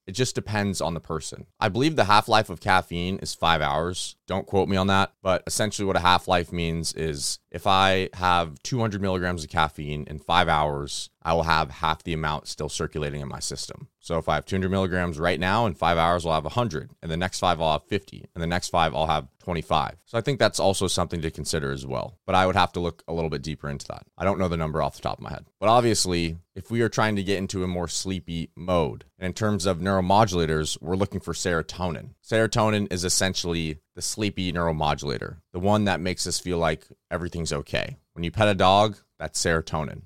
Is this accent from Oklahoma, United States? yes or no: no; California, United States; I'm from California